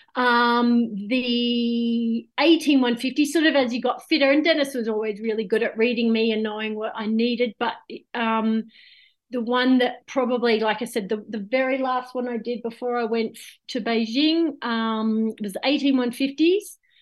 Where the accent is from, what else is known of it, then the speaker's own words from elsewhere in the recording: Gold Coast, Queensland, Australia; I was born on the Gold Coast